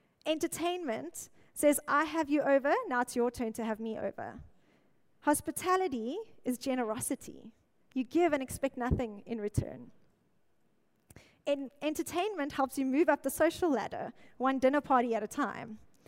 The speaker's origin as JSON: {"language": "English", "town": "Mossel Bay", "region": "Western Cape", "country": "South Africa", "lives_now": "Cape Town, South Africa", "said": "Okay, no Joburgers here. I came from Mossel Bay."}